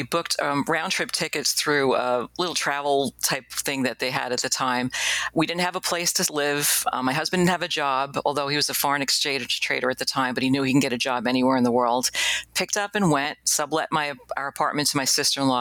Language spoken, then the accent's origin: English; New York City, New York, United States; I'm born and raised in Queens, New York.